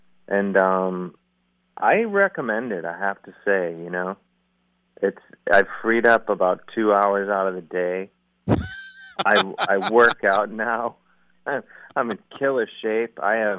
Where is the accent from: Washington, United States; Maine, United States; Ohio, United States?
Ohio, United States; University Heights; I'm from the mean streets of University Heights. Uh-huh. Right down the street. I grew up about 100 yards outside of Shaker Heights.